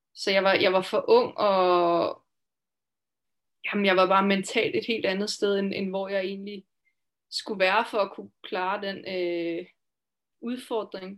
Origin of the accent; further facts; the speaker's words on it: Denmark; moved away as an adult; also born or lived in Finland; now in Switzerland; jeg kommer altså fra Danmark